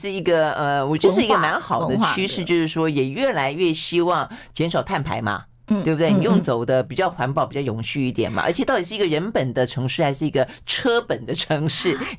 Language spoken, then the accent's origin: Chinese; Tainan, Taiwan; 我们台南人都把骑摩托车